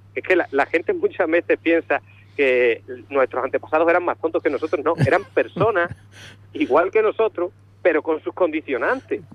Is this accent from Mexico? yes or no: no; Azuaga, Extremadura, Spain; also born or lived in Andalusia; yo soy extremeño